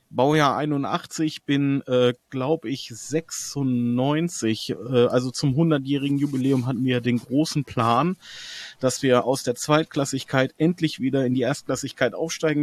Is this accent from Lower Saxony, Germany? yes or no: yes; Hanover, Lower Saxony, Germany; Ich bin Hannoveran, von Geburt